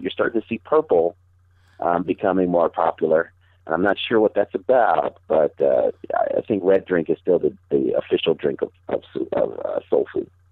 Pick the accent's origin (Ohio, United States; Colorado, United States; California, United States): Colorado, United States; Denver; I immediately lose street cred on soul food when I tell people that I'm from Denver. But yes, we do have soul food here